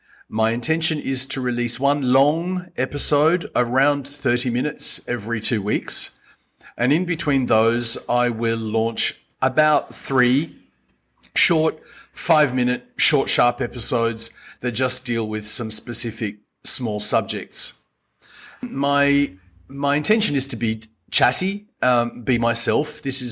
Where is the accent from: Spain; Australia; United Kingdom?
Australia; now in Madagascar; I am Australian and I've been in Madagascar for 25 years.